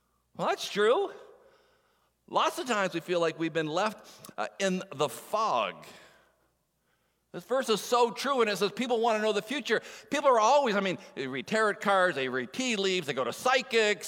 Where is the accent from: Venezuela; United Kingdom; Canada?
Canada; Moncton, New Brunswick; moved away; I'm from Moncton, New Brunswick, is where I would be born